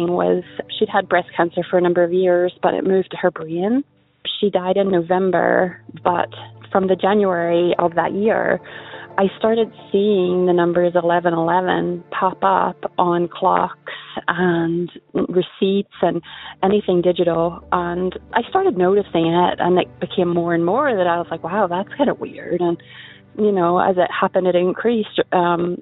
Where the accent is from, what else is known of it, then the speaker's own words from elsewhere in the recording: Northern Ireland, United Kingdom; now in Indiana, United States; I'm from Northern Ireland, but I live in Indiana